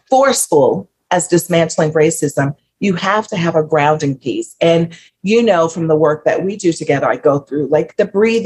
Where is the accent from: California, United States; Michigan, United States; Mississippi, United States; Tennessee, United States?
Mississippi, United States; I grew up in Mississippi